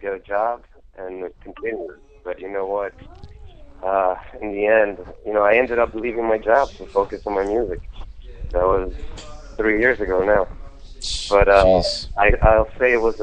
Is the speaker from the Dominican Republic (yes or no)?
yes; Dominican Republic; moved away as an adult; now in Westchester, United States; I'm from Dominican Republic, came here for college